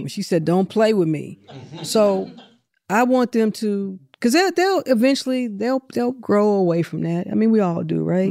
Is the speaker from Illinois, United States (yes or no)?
no; St. Louis, Missouri, United States; now in Atlanta, United States; I'm from Saint Louis.